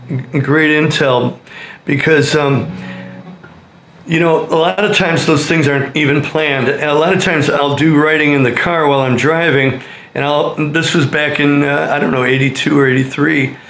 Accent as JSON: {"language": "English", "town": "Berwyn", "region": "Illinois", "country": "United States", "tie": "born or raised there", "said": "I have. Okay. Born and bred in Berwyn, just like all the …."}